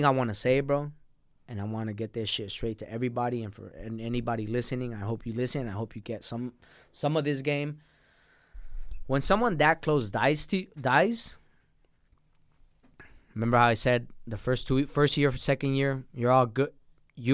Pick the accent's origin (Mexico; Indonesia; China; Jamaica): Mexico; born there; My brother was born down there. My sister was born down there. I was born in Mexico. That's another story. I'm illegal.